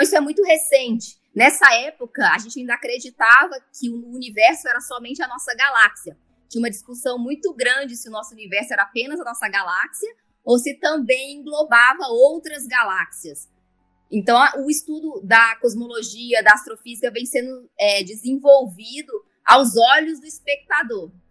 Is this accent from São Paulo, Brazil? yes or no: no; Brasília, Federal District, Brazil; also born or lived in Las Vegas; Eu sou aqui de Brasília mesmo, é, nasci aqui, morei aqui praticamente minha vida inteira